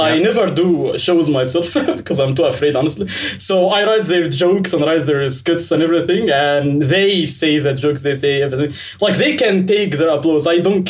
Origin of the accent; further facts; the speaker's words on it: Port Said, Port Said Governorate, Egypt; accent: Egyptian; English is a second language; I'm from Egypt. So, yeah, a small city that you haven't heard about it before. My city. It's called Port Said.